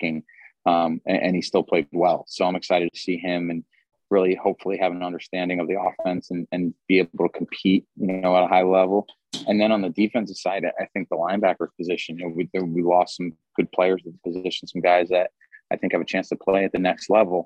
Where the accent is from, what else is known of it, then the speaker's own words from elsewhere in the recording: New Jersey, United States; moved away as an adult; also born or lived in Seattle; I'm from New Jersey, born and raised